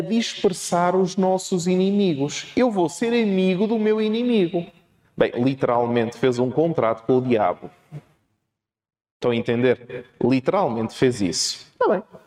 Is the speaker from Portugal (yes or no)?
yes; Portugal; sou português e, portanto, vou falar um português esquisito.